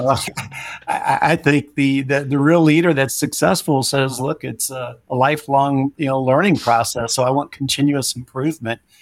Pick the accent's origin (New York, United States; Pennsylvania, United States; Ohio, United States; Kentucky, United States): Kentucky, United States; Louisville; moved away as an adult; also born or lived in Miami, Florida; I grew up in, uh, Louisville, Kentucky, where my mom and father, you know, resided and lived their